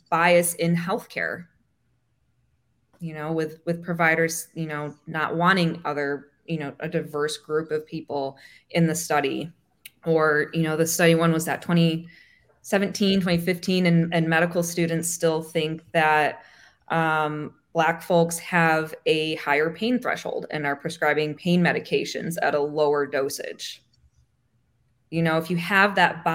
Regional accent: Michigan, United States; moved away as an adult; also born or lived in Texas / Annapolis, Maryland; now in Florida, United States; I grew up in Michigan

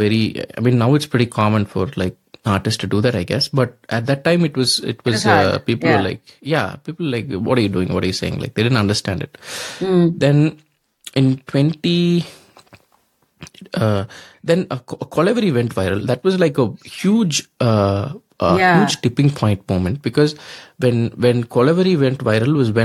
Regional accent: Coimbatore, Tamil Nadu, India; also born or lived in Thanjavur / Chennai; I grew up in Coimbatore

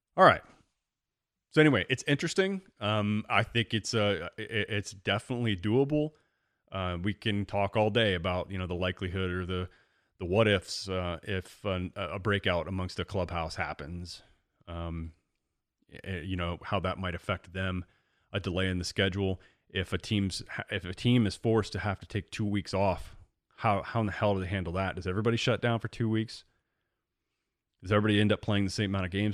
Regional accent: Central Illinois, United States; growing up in Central Illinois, I mean, literally I'm right between Chicago and Saint Louis.

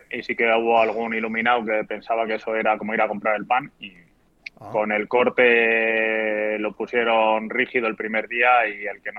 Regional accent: Madrid, Community of Madrid, Spain; Sabes que somos de Madrid y hemos entrenado en invierno.

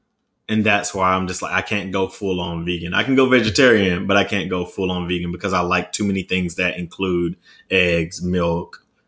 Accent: the South, United States; And I'm from the South, though, too.

